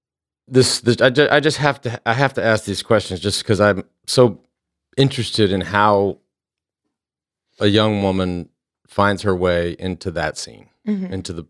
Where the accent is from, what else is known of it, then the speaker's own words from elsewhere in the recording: Dallas, Texas, United States; I grew up in Dallas. You don't want to live in Dallas.